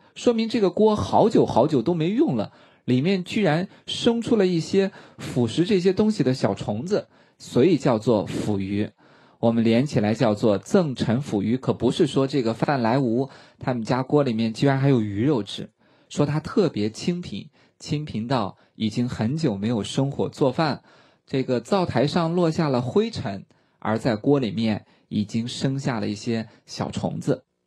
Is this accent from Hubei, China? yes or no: no; Shaanxi, China; 我们方言叫晋糕